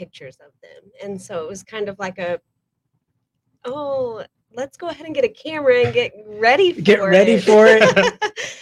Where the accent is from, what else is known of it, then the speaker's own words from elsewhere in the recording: San Angelo, Texas, United States; moved away as an adult; now in Kerrville, United States; I am originally from West Texas, the like San Angelo, Cristobal area